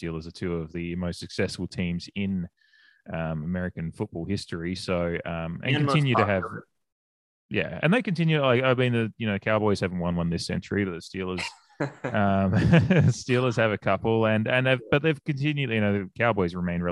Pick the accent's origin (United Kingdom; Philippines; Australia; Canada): Australia; now in United States; being an Australian, I grew up with Aussie rules